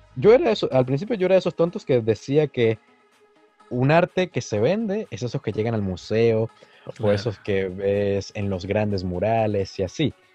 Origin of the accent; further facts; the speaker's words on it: Venezuela; la mayoría somos venezolanos